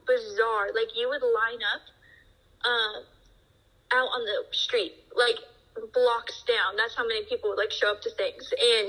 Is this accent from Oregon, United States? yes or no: yes; Portland, Oregon, United States; moved away as an adult; also born or lived in Los Angeles, California; now in North Idaho, United States; I'm originally from Portland, Oregon.